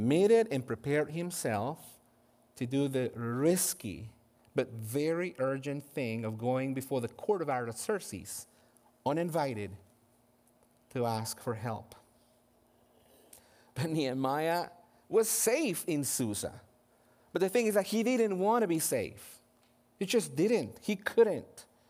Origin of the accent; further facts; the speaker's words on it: Guatemala; moved away; I was born and raised in Guatemala